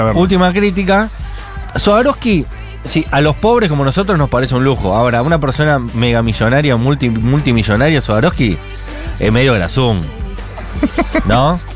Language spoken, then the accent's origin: Spanish; Buenos Aires, Argentina; yo, por ejemplo, nací a dos cuadras de mi casa, donde vivo ahora, en San Cristóbal